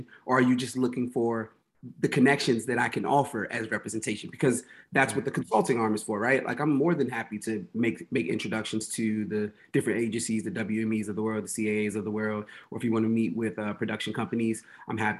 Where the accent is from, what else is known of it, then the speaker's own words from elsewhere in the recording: Washington, District of Columbia, United States; moved away as an adult; now in New Jersey, United States; I'm originally from Washington, D.C., currently living in New Jersey